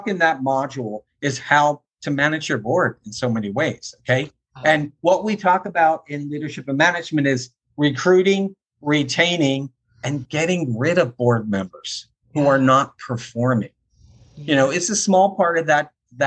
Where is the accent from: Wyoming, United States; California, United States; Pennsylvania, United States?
Pennsylvania, United States; Philadelphia; I grew up in Philly